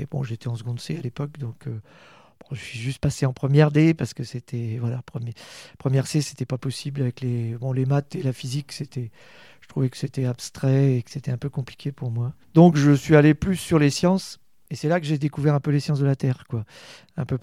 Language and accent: French; Rennes, Brittany, France; moved away as an adult; also born or lived in Brest / Bordeaux; now in Châteauroux, France; Je suis, je suis de Rennes, en fait, euh, né à Rennes en 1965